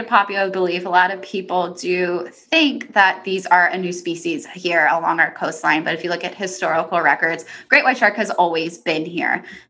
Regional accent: Pennsylvania, United States; moved away as an adult; I am originally from Pennsylvania. So for me, sharks was not a common thing from where I was from.

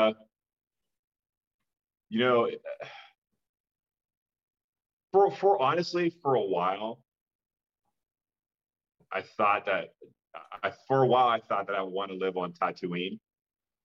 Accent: Pittsburgh, Pennsylvania, United States; I grew up in Pittsburgh, Pennsylvania

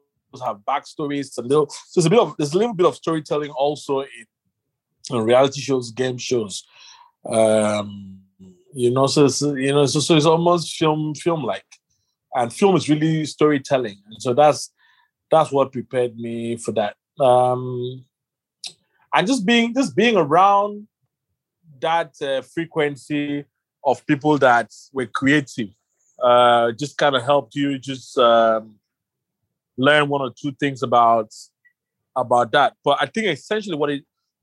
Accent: Nigeria; I'm a Nigerian guy

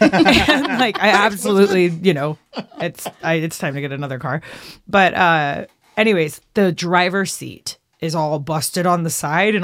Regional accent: Nashville, Tennessee, United States; I'm from Nashville, so I just go where the map goes.

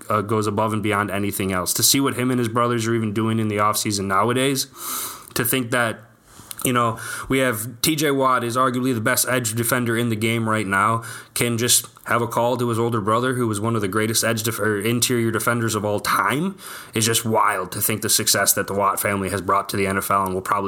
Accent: Wisconsin, United States; I am from Wisconsin

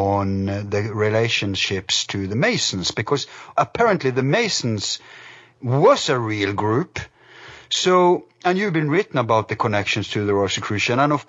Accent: Norway; I'm from Norway

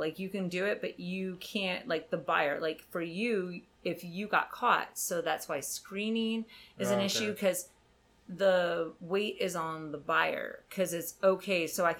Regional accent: Canada; And I'm from Canada, so the idea of sex is a little bit lax.

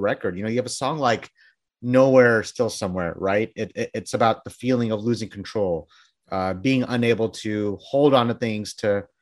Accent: Bangladesh; I'm from Bangladesh

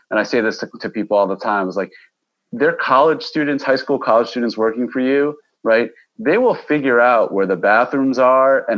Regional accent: Westchester, New York, United States; I was from Westchester, New York.

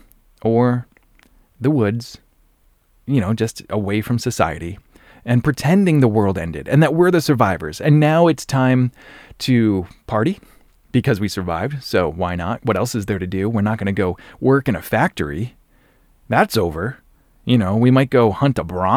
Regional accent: Norton, Massachusetts, United States; my hometown, this is Norton, Massachusetts

